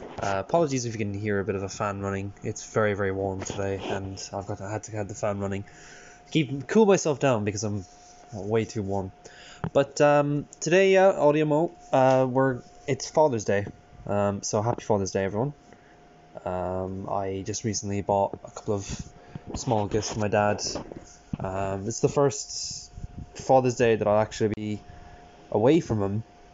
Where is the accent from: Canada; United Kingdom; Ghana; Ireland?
Ireland; now in West Cork, Ireland; I'm Irish